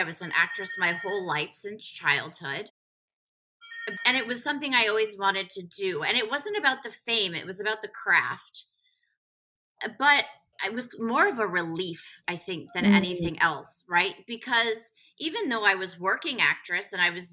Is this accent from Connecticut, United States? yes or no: yes; Connecticut, United States; also born or lived in Manhattan, New York / Westhampton Beach, New York; now in New York City, United States; we moved to West Hampton Beach and then Connecticut for my dad's job. And I was raised in Connecticut